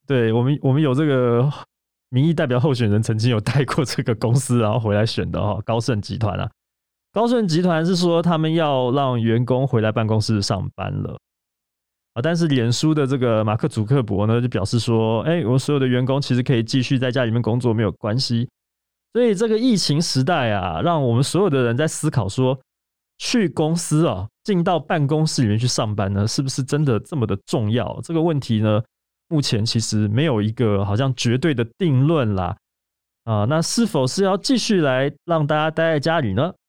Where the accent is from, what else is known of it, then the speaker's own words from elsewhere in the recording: Taiwan; 我们台湾这边